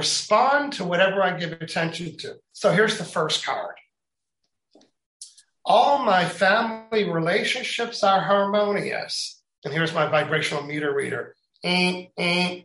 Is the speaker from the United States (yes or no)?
no; Canada; I'm Canadian